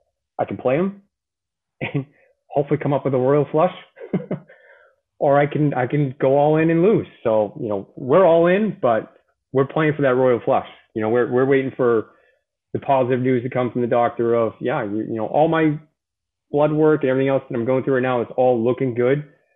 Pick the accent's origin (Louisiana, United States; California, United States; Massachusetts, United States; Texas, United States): Massachusetts, United States; Boston; I tell people all the time, I'm from Boston, I'm a Marine.